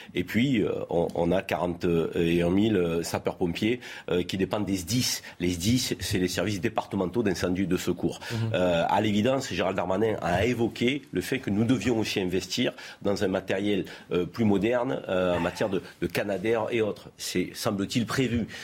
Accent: Vaucluse, Provence-Alpes-Côte d'Azur, France; nous sommes natifs du Vaucluse

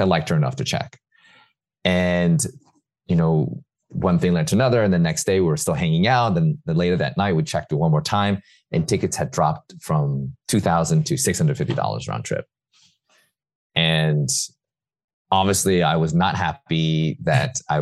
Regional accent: New York City, New York, United States; I hadn't even left New York City ever. I was born and raised in New York

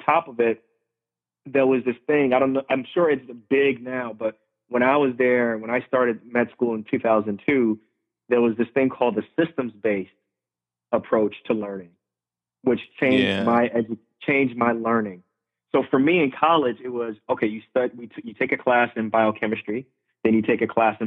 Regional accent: Irvington, New Jersey, United States; also born or lived in Lefrak City, Queens, New York / central Pennsylvania; I grew up in Queens, New York, and then I grew up in Irvington, New Jersey

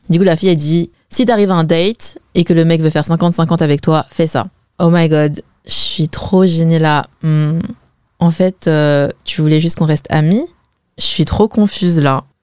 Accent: Zhejiang, China; perso, je suis chinoise et en plus, je suis chinoise Wen. Donc ça me choque pas tant que ça de voir ce témoignage, car en fait c'est ce que je vois en général autour de moi. En fait, chez les WEN, c'est toujours les mecs qui payent.

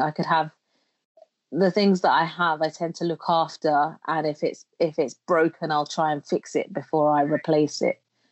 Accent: London, United Kingdom; also born or lived in Jamaica; I was born in London. And when I was 1 year old, I went to, my mum sent me to live in Jamaica with my grandparents. So I grew up in Jamaica until the age of 7, when I returned to the UK to reunite and live with my mum in London.

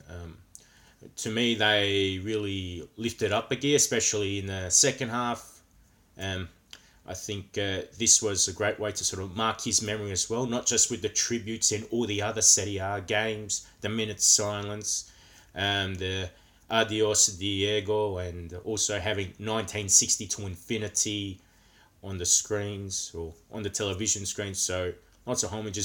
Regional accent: Australia; coming from Australia, where football is not the number one sport

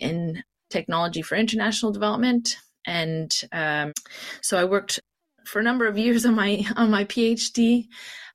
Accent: Canada; moved away as an adult; also born or lived in Kitchener-Waterloo, Ontario / Nova Scotia / Montreal, Quebec / Morocco; now in London, United Kingdom; I am originally from Canada. I grew up in Kitchener-Waterloo and then in Nova Scotia

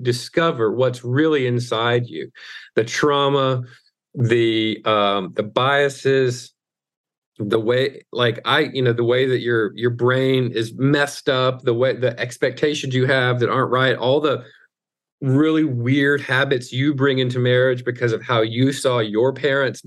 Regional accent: Mississippi, United States; I'm from the South, I'm from Mississippi

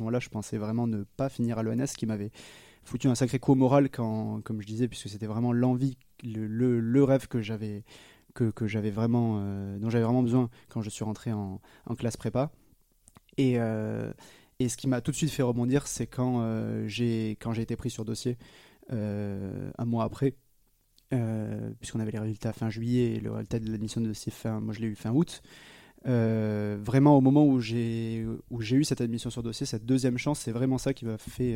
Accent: Foulayronnes, Nouvelle-Aquitaine, France; now in Lyon, France; j'ai grandi dans une charmante ville qui s'appelle Fouléronne et qui ne dira rien à personne, qui est près d'Agen, qui ne dira peut-être rien à personne non plus, euh, qui est globalement euh, entre Bordeaux et Toulouse dans le sud-ouest de la France.

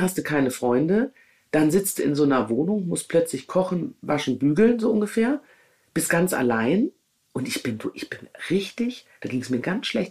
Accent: Düsseldorf, North Rhine-Westphalia, Germany; moved away as an adult; Düsseldorf, meine Heimat, mein soziales Netzwerk

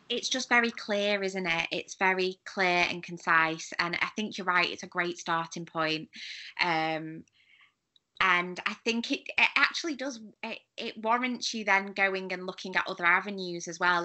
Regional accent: United Kingdom; as a British person

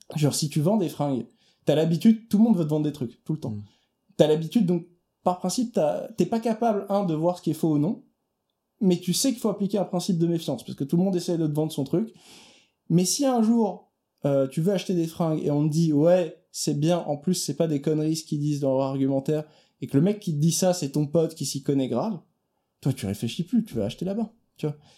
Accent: Italy; en tant qu'Italien

